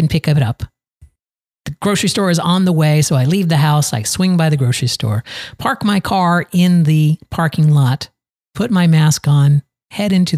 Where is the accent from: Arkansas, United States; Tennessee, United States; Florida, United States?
Florida, United States; Valrico; here in my hometown of Valrigo, Florida, right on the outskirts of Tampa